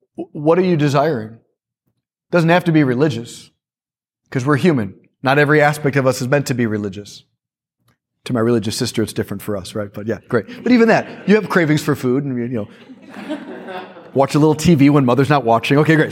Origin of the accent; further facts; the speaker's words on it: Chicago, Illinois, United States; I was born in Chicago